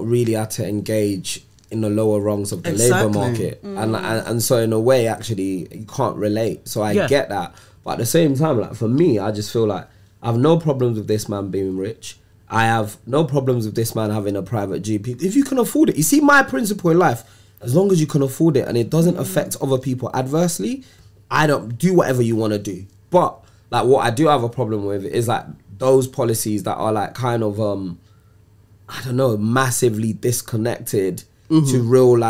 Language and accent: English; Nigeria; now in England; As a Nigerian man